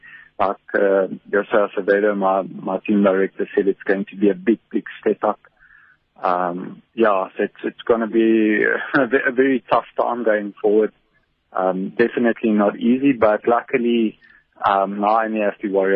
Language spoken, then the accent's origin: English; South Africa; as a South African